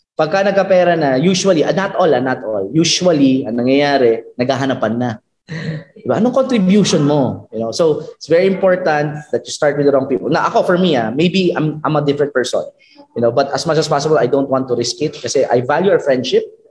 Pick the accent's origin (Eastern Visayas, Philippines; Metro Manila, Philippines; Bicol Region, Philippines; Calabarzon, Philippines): Bicol Region, Philippines; I, I'm from from Bicol